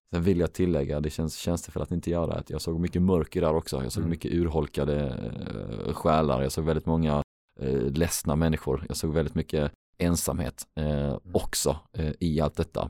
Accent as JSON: {"language": "Swedish", "town": "Helsingborg", "region": "Skåne", "country": "Sweden", "tie": "born or raised there", "said": "Helsingborg som är min hemstad"}